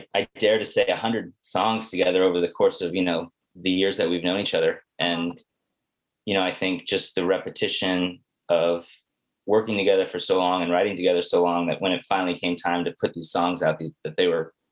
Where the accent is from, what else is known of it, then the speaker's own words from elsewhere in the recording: San Diego, California, United States; moved away as an adult; also born or lived in Los Angeles / Portland, Maine; I grew up in San Diego, Southern California.